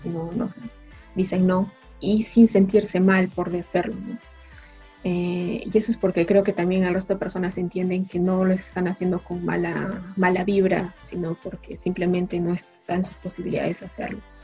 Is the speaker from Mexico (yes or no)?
no; Peru; moved away as an adult; now in France; nosotros como peruanos